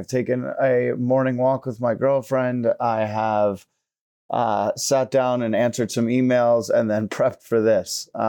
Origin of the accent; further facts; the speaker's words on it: New York, United States; It sucks being born New Yorker growing up in actual cold weather, walking out in 55 and being like, oh my God, this is freezing.